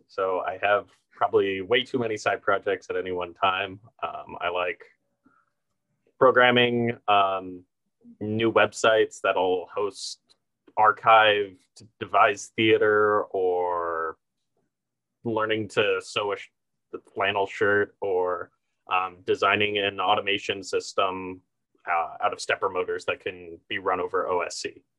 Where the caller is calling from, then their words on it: New Haven, Connecticut, United States; I use the pronouns he, him, his, and I am currently calling from New Haven, the ancestral home of the Quinnipiac, Pawgusset, and Wappinger people.